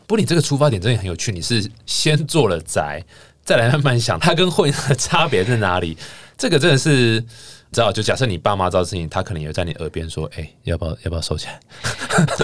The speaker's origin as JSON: {"language": "Chinese", "region": "Taichung", "country": "Taiwan", "moved": "yes", "said": "我台中人嘛"}